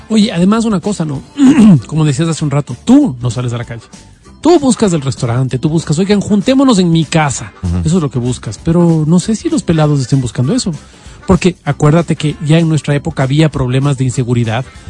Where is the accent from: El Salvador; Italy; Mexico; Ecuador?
Ecuador; Quito, Pichincha